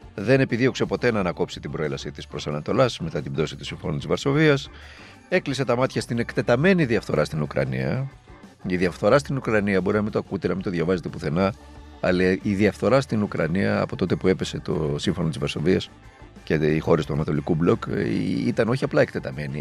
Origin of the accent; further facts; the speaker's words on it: Greece; ως Έλληνες